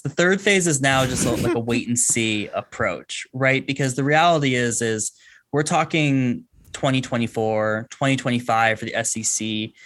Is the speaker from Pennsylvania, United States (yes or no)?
no; Bay Area, California, United States; I grew up in the Bay Area, grew up a Pac ten fan